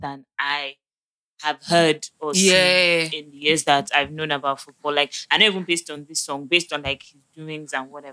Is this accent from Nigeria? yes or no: yes; Nigeria; as a Nigerian